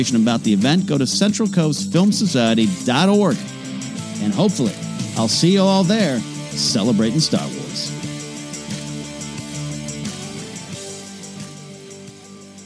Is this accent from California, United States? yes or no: yes; Arroyo Grande, California, United States; moved away; I will be in Arroyo Grande, California, my hometown, my stomping grounds